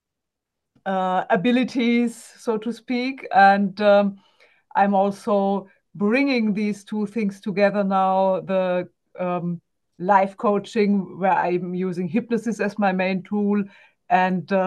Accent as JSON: {"language": "English", "country": "Germany", "accent": "German", "second_language": "English", "said": "I'm also German, as you can hear from my accent."}